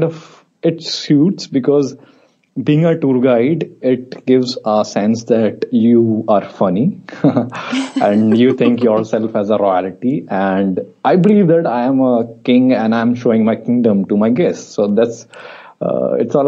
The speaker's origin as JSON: {"language": "English", "region": "Delhi", "country": "India", "said": "I'm from Delhi, India. And I'm a tour guide here."}